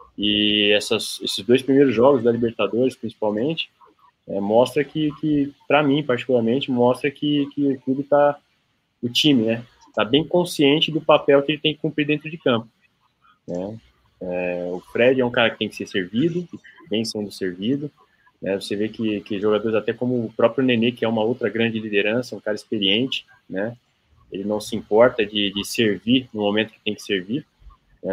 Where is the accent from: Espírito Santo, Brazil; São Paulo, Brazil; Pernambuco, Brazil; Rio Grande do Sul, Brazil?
São Paulo, Brazil; aqui em São José, em São Paulo, no, no bairro onde eu, onde eu nasci ali